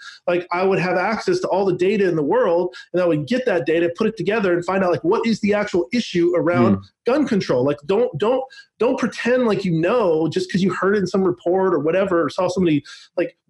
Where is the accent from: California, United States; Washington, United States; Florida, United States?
Washington, United States; Seattle; growing up in Seattle